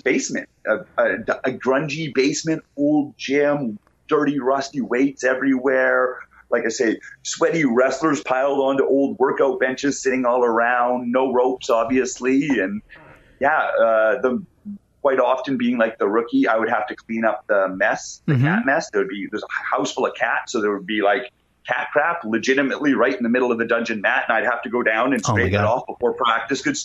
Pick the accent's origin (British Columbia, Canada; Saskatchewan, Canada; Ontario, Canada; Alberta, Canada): Alberta, Canada; Calgary; Originally, yeah, born and raised in Calgary, Alberta